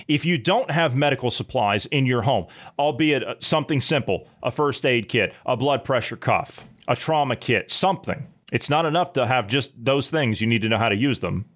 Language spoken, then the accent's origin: English; Mid-Ohio Valley, United States; I come from the Mid-Ohio Valley natively